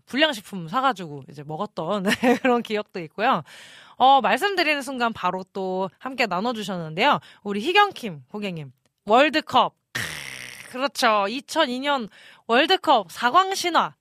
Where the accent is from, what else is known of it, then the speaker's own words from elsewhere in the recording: Incheon, South Korea; moved away; 초등학생 때다 보니까 저는 인천에서 살았었거든요